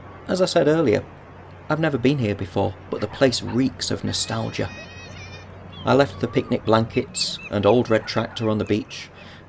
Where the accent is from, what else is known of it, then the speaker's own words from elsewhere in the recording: Ulverston, North West England, United Kingdom; I'm from the northwest coast of England. I grew up in Ulverston